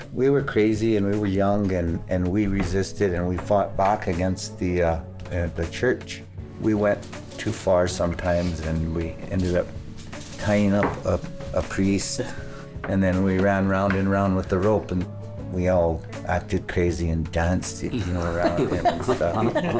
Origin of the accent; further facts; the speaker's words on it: Pine Ridge, South Dakota, United States; I'm from Pine Ridge, South Dakota.